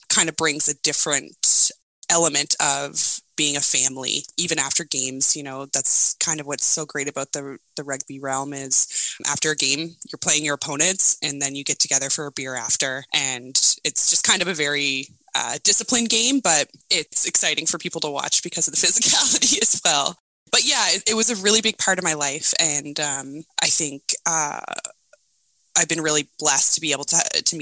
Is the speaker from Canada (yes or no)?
yes; Nova Scotia, Canada; I'm from Nova Scotia. I grew up here in Canada and in a small town, but now I live in Halifax, Nova Scotia